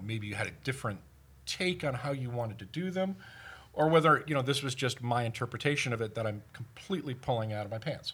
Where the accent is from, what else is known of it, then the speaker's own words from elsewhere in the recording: United Kingdom; moved away; I'm from Britain